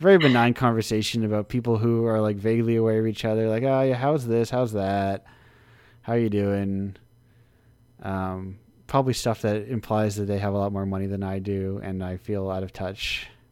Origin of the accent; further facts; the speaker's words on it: United States; I'm an American in one of the little states.